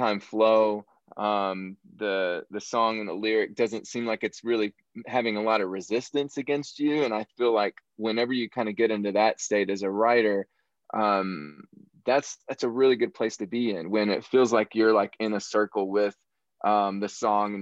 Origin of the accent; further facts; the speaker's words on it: southern Illinois, United States; moved away as an adult; also born or lived in Kentucky; now in Nashville, United States; I'm from Illinois originally. I'm from the southern part of Illinois. Like, I grew up out in the country, very rural area.